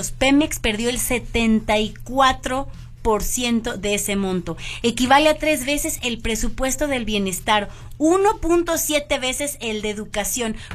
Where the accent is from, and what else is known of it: Mexico